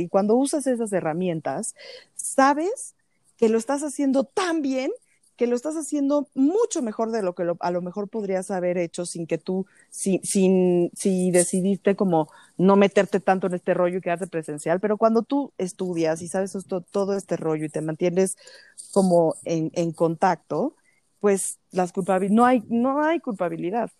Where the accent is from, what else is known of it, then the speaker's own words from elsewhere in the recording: Mexico; como mujeres y más como mujeres mexicanas